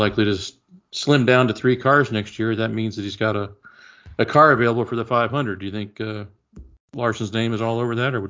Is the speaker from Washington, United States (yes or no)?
no; Indianapolis, Indiana, United States; we grew up here in Indianapolis